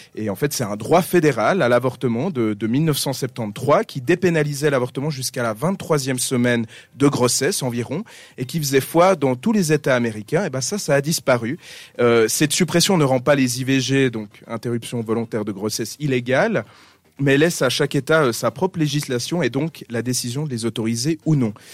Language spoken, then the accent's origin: French; Switzerland; chez nous en Suisse